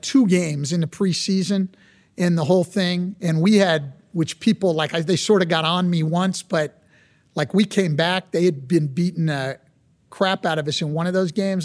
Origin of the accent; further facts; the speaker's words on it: California, United States; I grew up in California